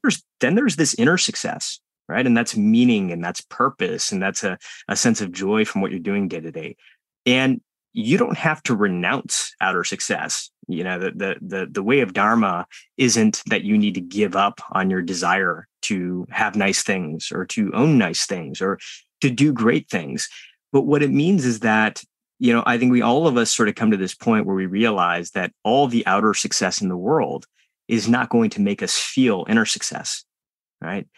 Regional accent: United States; born or raised there

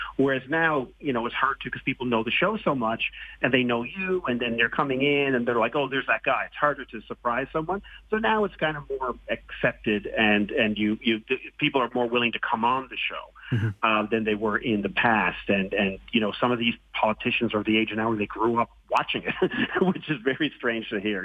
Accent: Newfoundland and Labrador, Canada; the guy from Newfoundland

